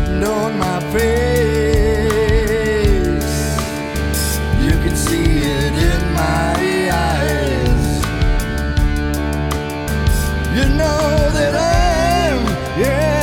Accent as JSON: {"language": "English", "region": "Michigan", "country": "United States", "tie": "born or raised there", "said": "Born and raised in Michigan"}